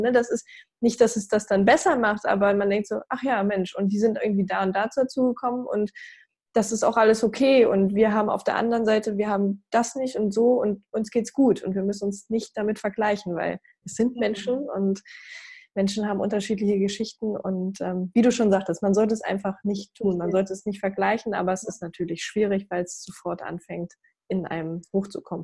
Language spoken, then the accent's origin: German; Brandenburg, Germany; ich komme aus dem Osten, ich komme aus Brandenburg